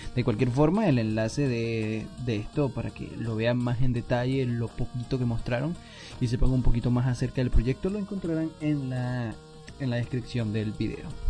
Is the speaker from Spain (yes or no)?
yes; Spain; yo, soy, español